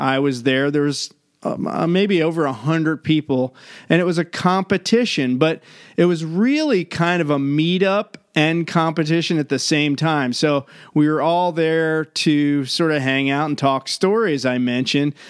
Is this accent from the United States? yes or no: yes; Maryland, United States; my hometown in Maryland